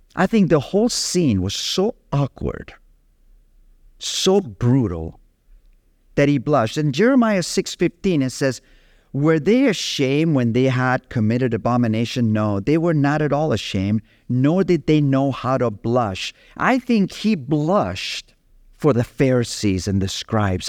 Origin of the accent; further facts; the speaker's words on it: Capdepera, Balearic Islands, Spain; moved away; in my hometown of Catepera